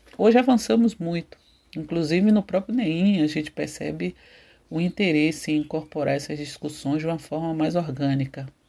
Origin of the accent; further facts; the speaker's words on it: Salvador, Bahia, Brazil; Eu nasci em Pernambués, bairro localizado na região do Cabula, né, antigo quilombo de Salvador